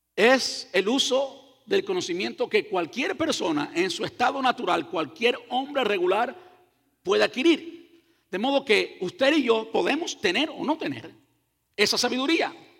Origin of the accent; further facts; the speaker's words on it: Cuba; yo soy cubano.